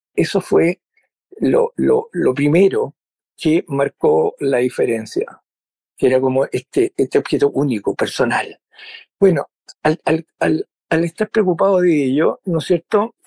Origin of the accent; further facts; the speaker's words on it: Valparaíso, Chile; yo soy porteño, de Valparaíso